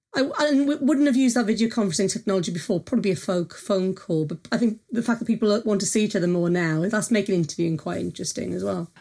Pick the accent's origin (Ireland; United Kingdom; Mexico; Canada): United Kingdom; Wales; I'm Welsh